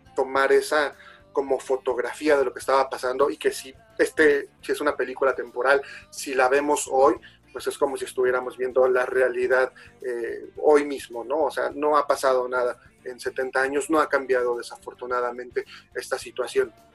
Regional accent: Mexico; como mexicanos

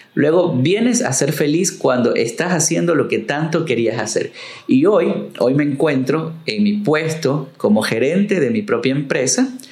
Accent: Manta, Manabí, Ecuador; a la ciudad, a mi pueblo, a mi gente

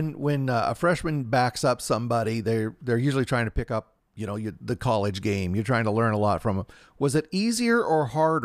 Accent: the West, United States; So I'm from the West.

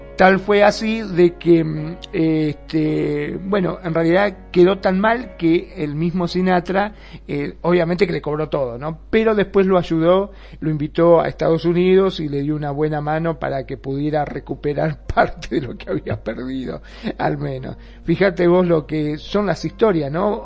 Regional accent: Argentina; en mi país

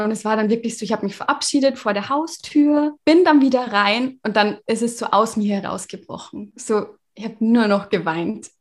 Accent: Regensburg, Bavaria, Germany; Ich komme aus Regensburg

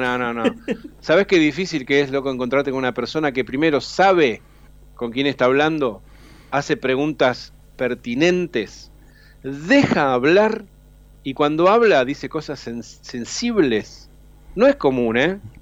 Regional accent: Rosario, Santa Fe, Argentina; moved away as an adult; now in Buenos Aires, Argentina; siempre voy a ser rosarino porque nací ahí

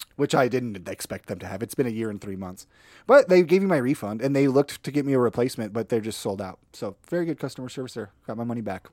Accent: northern Minnesota, United States; moved away; also born or lived in Idaho; I'm originally from northern Minnesota

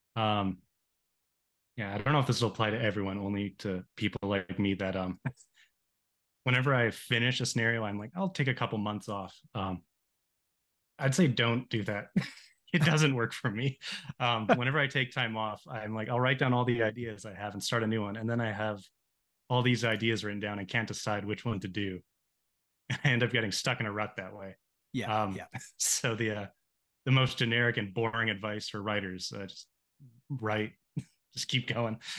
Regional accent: Canada; my hometown here so in canada on a lake

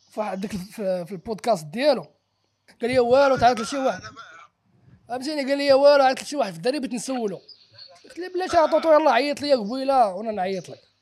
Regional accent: Safi, Marrakesh-Safi, Morocco; now in Marrakesh, Morocco; ونرجع فين فين فين كبرت وندور في الدروبه فين كبرت والزناقي فين قريت فهمتيني دونك كان خاصني واحد الثيرابي مع راسي يعني فهمتيني دونك مشيت لاسفي

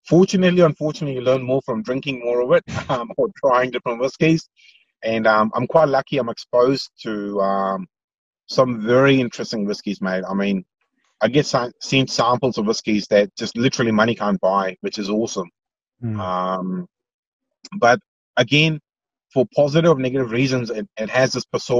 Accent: India; moved away; I grew up in India

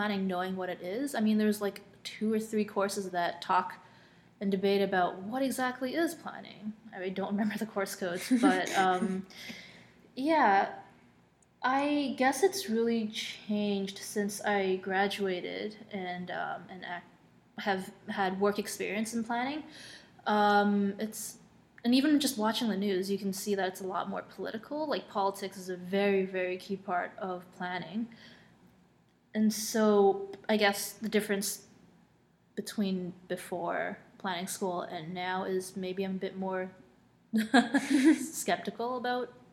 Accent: Hong Kong; now in Toronto, Canada; growing up in Hong Kong, I know a thing or two about density

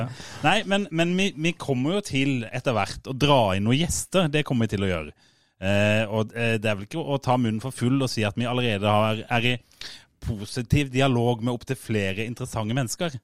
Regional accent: Fevik, Agder, Norway; Eller jeg er jo fra Fevik.

